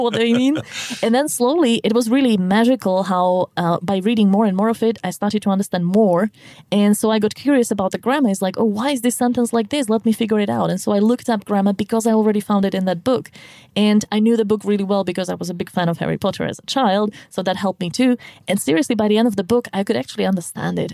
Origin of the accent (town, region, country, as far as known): Slovakia; English is a second language